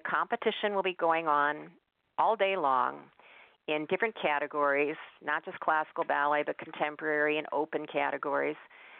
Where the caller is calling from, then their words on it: Montana, United States; I'm calling you from Montana